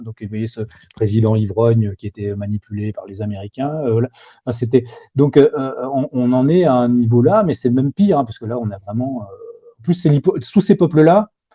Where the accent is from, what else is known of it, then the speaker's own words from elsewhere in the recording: France; en tant que Français